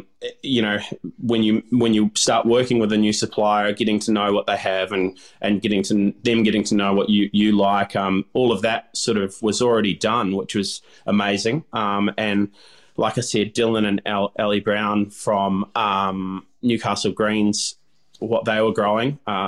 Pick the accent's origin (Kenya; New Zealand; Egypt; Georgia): New Zealand; Growing up in New Zealand, you know, our pastime was diving and fishing.